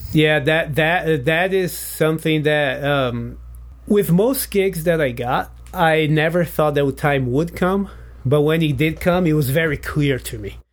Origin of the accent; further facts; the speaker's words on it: Brazil; English is a second language; moved away as an adult; now in United States; I'm in high school in Brazil